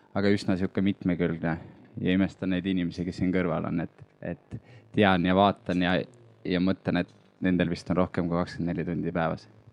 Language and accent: Estonian; Lääne-Viru County, Estonia; now in Tallinn, Estonia; minu kodukoht äh, Lääne-Virumaa